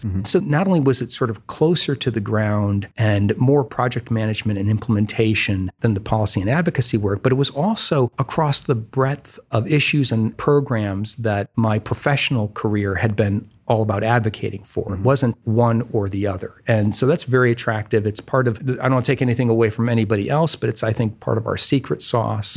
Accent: Toledo, Ohio, United States; also born or lived in Washington, D.C.; now in Columbus, United States; I'm originally from Toledo also.

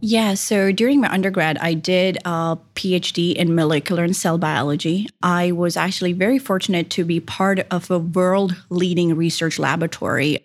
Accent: Japan; English is a second language; moved away as an adult; also born or lived in India / Sydney, Australia; now in Columbus, United States; I was born in India. I was raised in Japan

